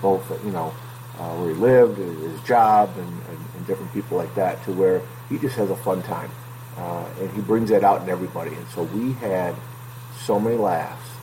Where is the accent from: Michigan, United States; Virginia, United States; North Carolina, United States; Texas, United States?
Michigan, United States; Northville; where I grew up in Northville